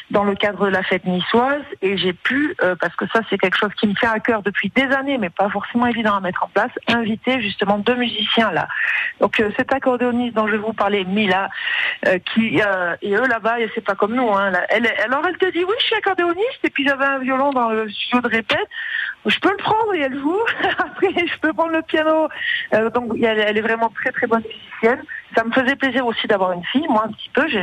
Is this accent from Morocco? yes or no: yes; Morocco; born there; moi, je suis née au Maroc